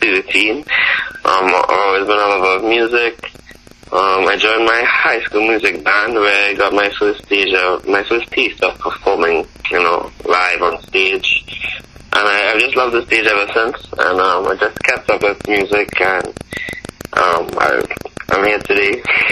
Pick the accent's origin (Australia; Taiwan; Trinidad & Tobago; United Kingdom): Trinidad & Tobago; accent: Caribbean; moved away as an adult; also born or lived in Brooklyn, New York; now in United States; No, I was actually born in Brooklyn. Oh, in Brooklyn? New York. Yes, sir. But I grew up in Trinidad.